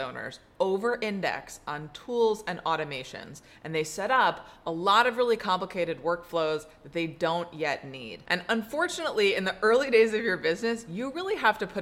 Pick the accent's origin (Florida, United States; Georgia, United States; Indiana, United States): Georgia, United States; Atlanta; my hometown of Atlanta